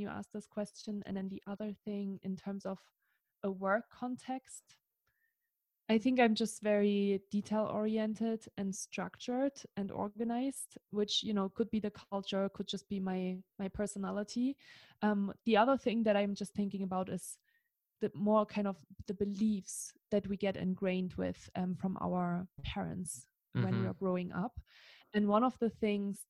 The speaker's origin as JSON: {"language": "English", "country": "Germany", "second_language": "English", "moved": "as an adult", "lives_now": "Tahoe City, United States", "said": "I am German."}